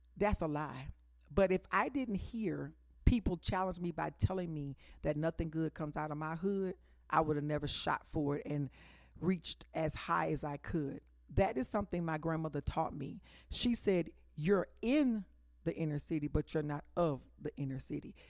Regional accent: Dallas, Texas, United States; She grew up, she raised us, me, in Oak Cliff. And then when I grew up in Oak Cliff

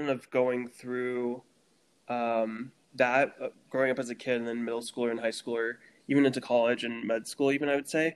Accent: Jefferson City, Missouri, United States; moved away as an adult; also born or lived in Texas / Kentucky / Alabama / Pennsylvania; now in Ganado, United States; I grew up in Jeff City.

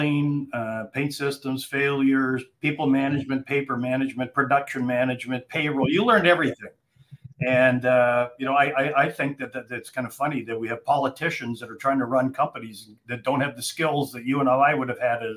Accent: Calgary, Alberta, Canada; moved away as an adult; also born or lived in Ontario / Vancouver, British Columbia; now in Atlanta, United States; I'm from Calgary originally. I live in Atlanta, Georgia now

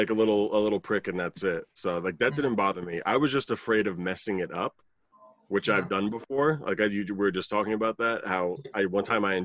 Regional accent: New Jersey, United States; I'm from New Jersey in the United States.

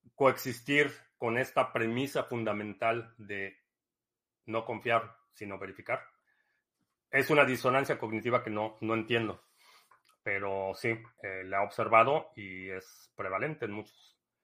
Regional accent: Mexico; moved away; crecí en México

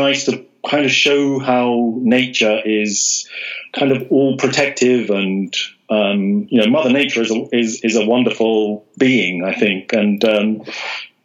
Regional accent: London, United Kingdom; I live in London. I was born in London

